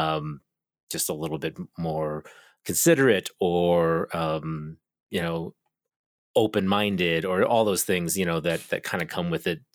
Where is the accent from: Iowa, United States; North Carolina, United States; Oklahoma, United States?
Oklahoma, United States; also born or lived in Korea; I was raised in Oklahoma, but I'm from Korea